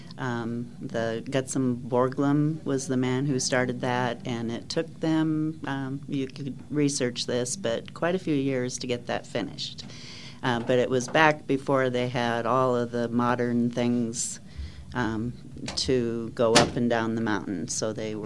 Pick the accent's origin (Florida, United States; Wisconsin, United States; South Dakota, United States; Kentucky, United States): South Dakota, United States; moved away as an adult; also born or lived in England; now in Colorado Springs, United States; I'm from South Dakota, okay. And so I lived there for the first 40 years of my life.